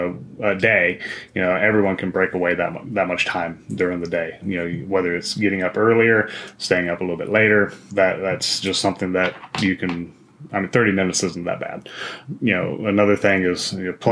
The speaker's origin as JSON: {"language": "English", "region": "Wyoming", "country": "United States", "tie": "born or raised there", "said": "I grew up in Wyoming"}